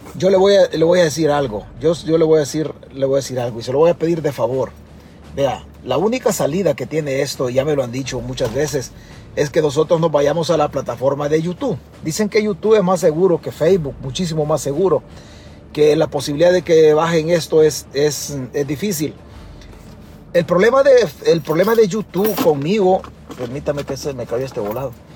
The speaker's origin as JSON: {"language": "Spanish", "country": "El Salvador", "moved": "yes", "lives_now": "United States", "said": "Yo vivo accidentalmente en Estados Unidos, pero mi único territorio es El Salvador. Es la única tierra que tengo en el mundo"}